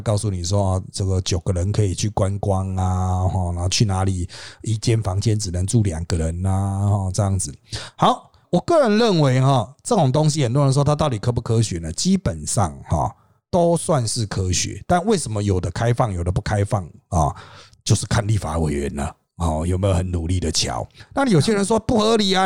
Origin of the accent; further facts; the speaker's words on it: Taiwan; 我们台湾人很厉害